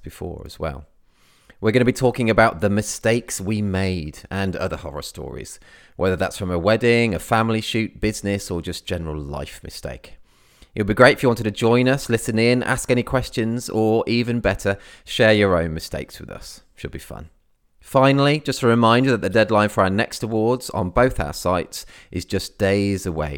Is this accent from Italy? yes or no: no; the Midlands, England, United Kingdom; now in Cornwall, United Kingdom; I'm originally from the Midlands in England